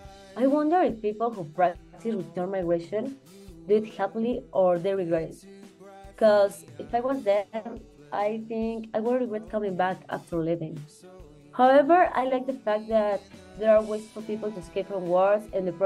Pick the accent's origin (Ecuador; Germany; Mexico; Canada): Mexico; English is a second language; moved away as an adult; now in United States; I'm originally from Mexico, and I recently immigrated to the United States. Sorry for my English.